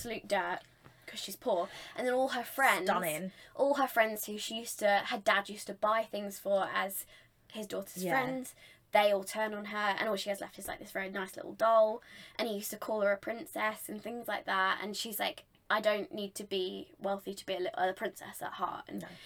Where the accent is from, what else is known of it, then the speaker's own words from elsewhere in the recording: England, United Kingdom; we don't get taught as English people